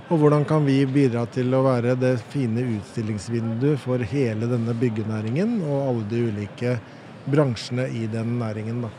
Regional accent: Oslo, Norway; jeg har vokst opp på Nordstrand

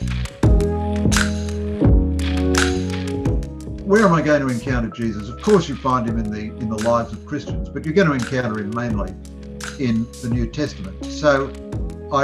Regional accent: Sydney, New South Wales, Australia; now in Melbourne, Australia; I'm a Sydney-sider originally

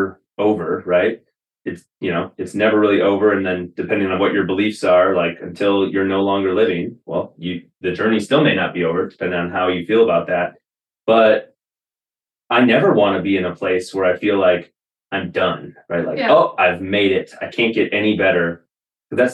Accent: Wisconsin, United States; moved away as an adult; I spent the majority of my life until I was 25 years old in Wisconsin

